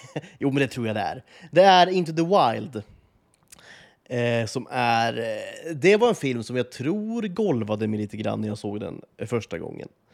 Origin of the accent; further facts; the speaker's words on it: Sweden; vi lever med som svenskar